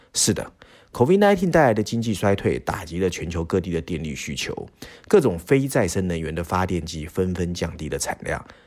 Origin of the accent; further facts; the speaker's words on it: Taiwan; 身为台湾人